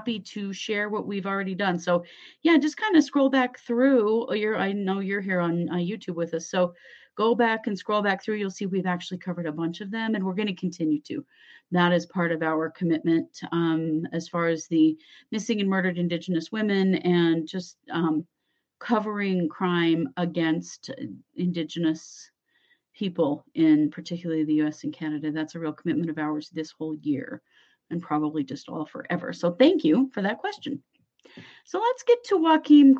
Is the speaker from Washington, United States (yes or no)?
no; Idaho, United States; accent: Idaho; my Idaho accent